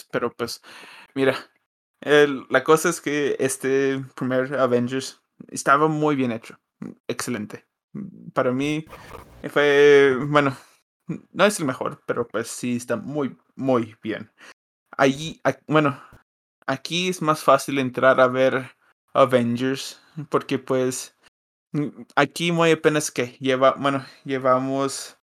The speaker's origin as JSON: {"language": "Spanish", "country": "United States", "said": "Soy gringo"}